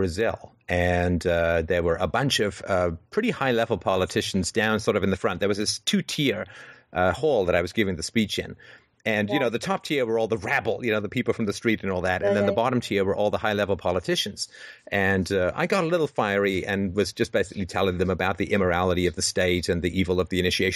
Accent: England, United Kingdom; growing up in England in the 70s

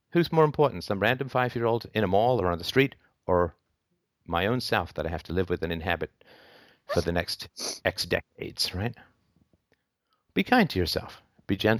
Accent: England, United Kingdom; moved away; I come from England.

